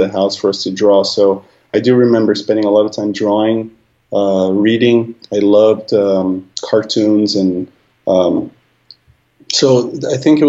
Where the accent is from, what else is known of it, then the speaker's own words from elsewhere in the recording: São Paulo, Brazil; also born or lived in Long Beach, United States / Los Angeles, United States; now in San Francisco, United States; I grew up in San Paolo